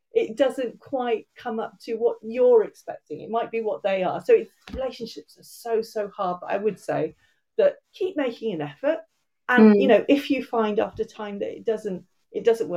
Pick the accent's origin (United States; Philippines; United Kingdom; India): United Kingdom; England; moved away as an adult; now in Wales, United Kingdom; I was originally, I'm from England. I'm half Irish, and I've lived in Wales for getting on for 30 years now